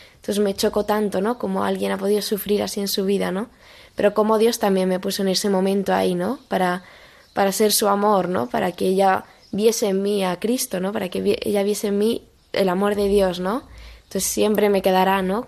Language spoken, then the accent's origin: Spanish; Madrid, Community of Madrid, Spain; also born or lived in Boadilla del Monte; tengo 18 años y soy de Madrid